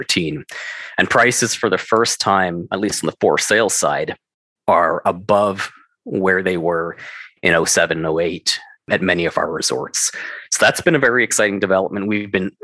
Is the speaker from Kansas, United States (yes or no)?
no; New York, United States; moved away; also born or lived in Denver; I'm from New York.